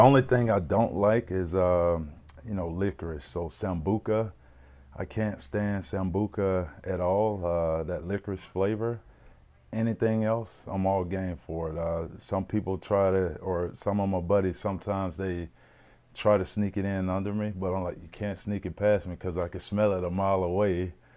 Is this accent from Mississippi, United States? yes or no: yes; Mississippi, United States; moved away as an adult; now in Regina, Canada; growing up in Mississippi